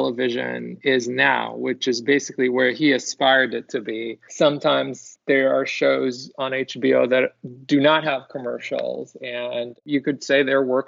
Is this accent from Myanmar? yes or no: no; Israel; moved away; I'm originally from Israel